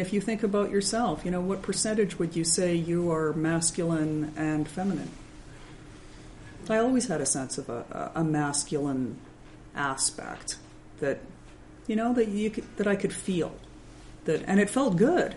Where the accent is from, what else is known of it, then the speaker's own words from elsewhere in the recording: Minnesota, United States; I'm from Minnesota